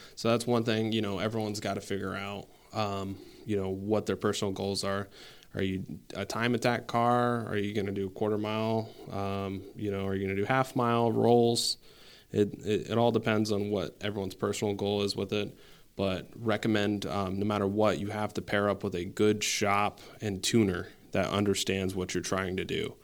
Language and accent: English; San Antonio, Texas, United States; now in Saint Albans, United States; I'm originally from San Antonio, Texas, um, for most of my life, but, uh, I'm here in Saint Albans, Vermont now